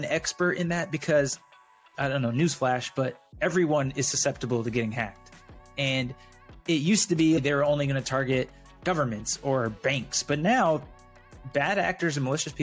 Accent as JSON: {"language": "English", "region": "Arizona", "country": "United States", "also_born_or_lived": "Texas", "moved": "as an adult", "said": "I'm originally from Arizona and went to college in Arizona"}